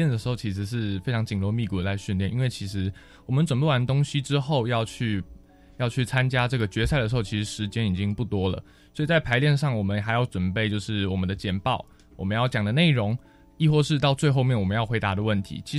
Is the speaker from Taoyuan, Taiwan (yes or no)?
yes; Taoyuan, Taiwan; 其实我们八个人从桃园来到台北，其实是蛮紧张的。